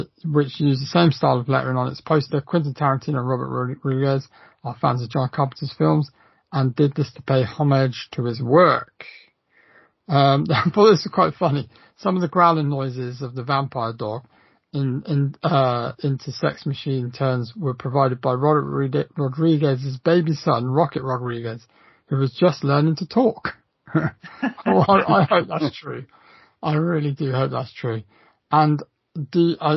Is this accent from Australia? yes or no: yes; Australia; as an Aussie